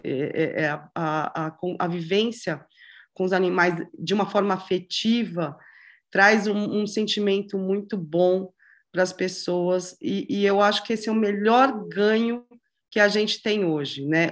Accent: São Paulo, Brazil; moved away as an adult; also born or lived in Paraná; sempre morou em São Paulo. É, a gente tinha uma vida uma vida de, infância, adolescência, estudando, faculdade

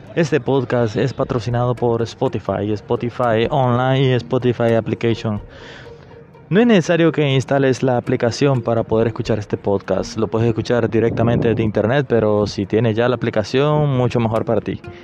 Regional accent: Honduras; aquí en mi país Honduras

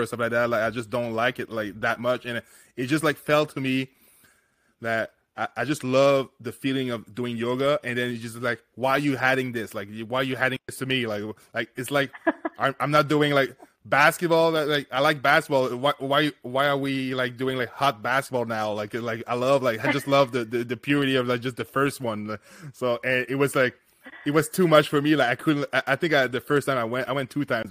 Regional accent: Canada; we're Canadian over here, me and Nikki

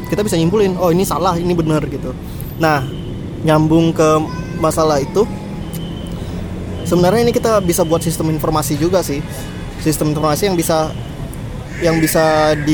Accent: Riau, Indonesia; terutama bagi kita sebagai warga Riau masyarakat Riau

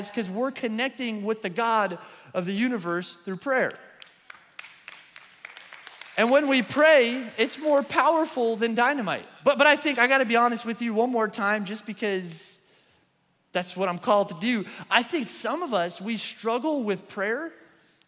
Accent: New York, United States; moved away; I'm from New York

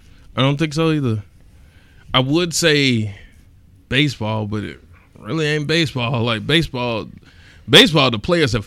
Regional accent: East Point, Georgia, United States; I'm from South Atlanta. Like, from East Point.

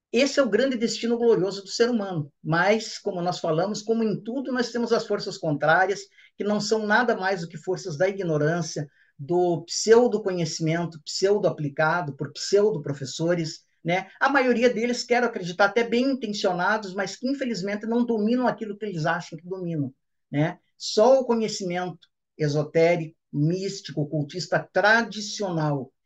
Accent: Ponta Grossa, Paraná, Brazil; minha cidade natal de Ponta Grossa, no Paraná

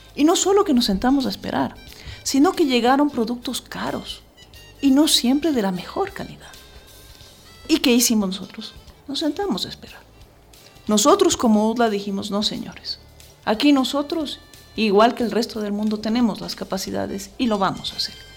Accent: Ecuador; como ecuatorianos

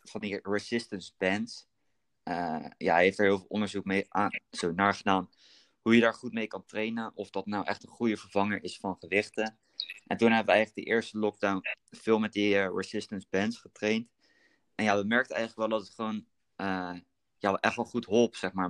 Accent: Berkel en Rodenrijs, South Holland, Netherlands; Ik kom uit Berkel, dorpje naast eh, Rotterdam

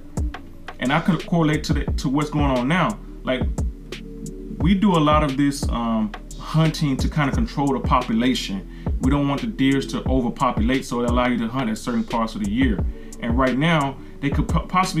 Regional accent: the South, United States; I'm from the South.

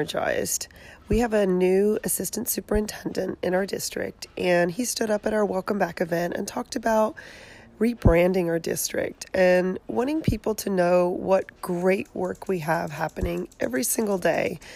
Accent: Australia; moved away as an adult; also born or lived in San Jose, California; now in California, United States; I grew up in Australia, born and raised

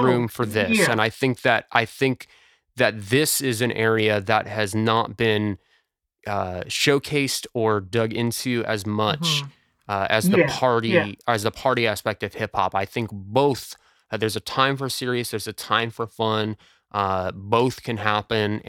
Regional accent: United States; I am American

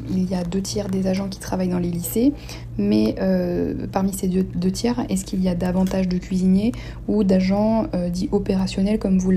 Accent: Pavilly, Normandy, France; moved away as an adult; now in Saint-Barthélemy; jeune Normand conquérante depuis à peu près un an et demi. J'ai 24 ans et je suis originaire de Pavilly, une magnifique commune située en Seine-Maritime.

